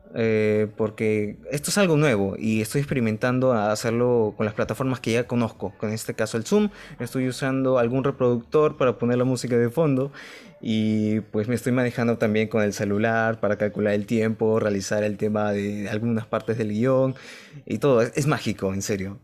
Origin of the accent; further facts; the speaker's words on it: Lima, Peru; Somos de Lima, Perú